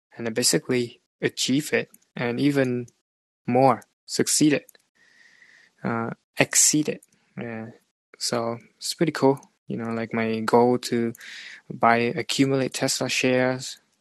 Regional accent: Vietnam; moved away as an adult; now in Canada; back to Vietnam as well. My hometown

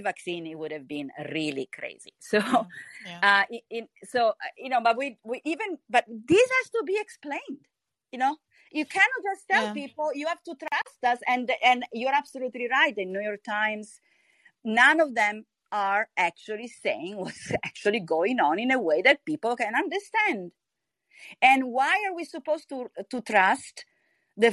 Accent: Italy; I'm from Italy

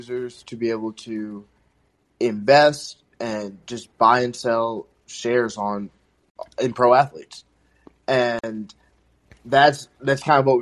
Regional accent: Long Island, New York, United States; now in Boston, United States; I'm from Long Island, currently based in Boston

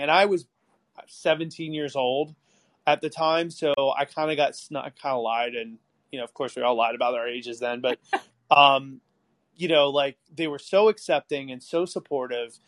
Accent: outside of Baltimore, Maryland, United States; I grew up outside of Baltimore and then I moved out to this really farm town in the middle of nowhere

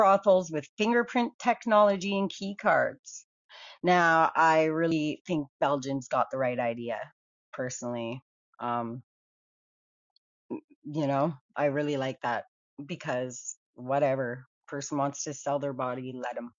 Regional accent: Canada; I'm a Canadian

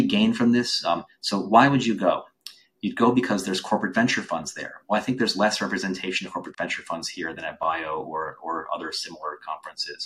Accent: Boston, Massachusetts, United States; Boston, my hometown

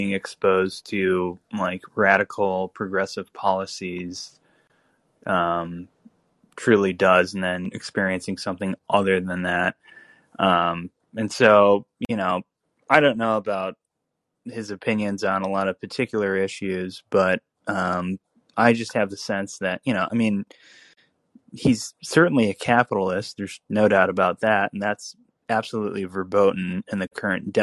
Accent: Chicago, Illinois, United States; moved away; I grew up in the Chicagoland area

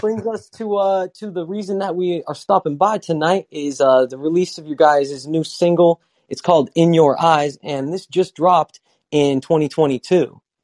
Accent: Utah, United States; now in California, United States; I'm from Utah

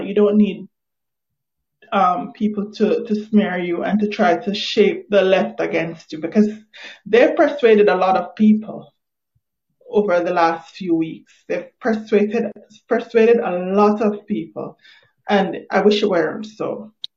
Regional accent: Jamaica; I'm not even Nigerian. I'm Jamaican.

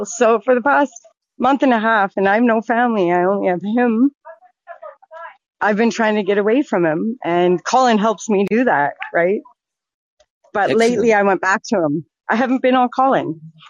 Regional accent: Medicine Hat, Alberta, Canada; I'm from Medicine Hat, Alberta.

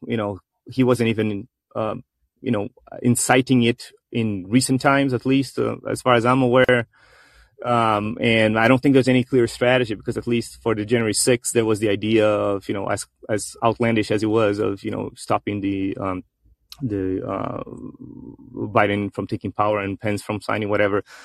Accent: Brazil; now in United States; here in Brazil, which is my home country. I do reside in the U.S.

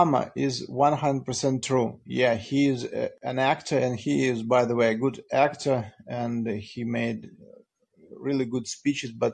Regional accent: Russia; I'm Russian

